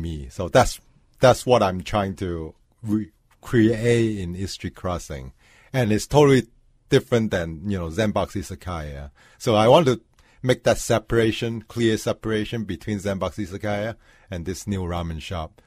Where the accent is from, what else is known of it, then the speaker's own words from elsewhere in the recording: Hong Kong; now in Minneapolis, United States; I was born in Hong Kong